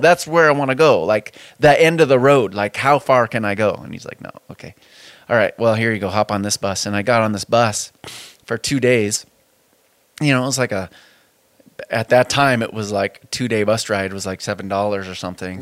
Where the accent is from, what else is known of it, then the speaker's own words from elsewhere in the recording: Spokane, Washington, United States; I grew up on the South Hill of Spokane